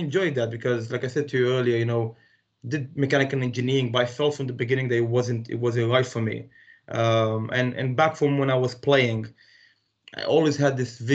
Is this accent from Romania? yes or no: yes; Romania; English is a second language; moved away as an adult; also born or lived in Palestine; now in United Kingdom; Originally I'm from Romania, but from a really mixed heritage. Like I said to you earlier, my mom is Romanian, my dad is Palestinian. Grew up in Romania though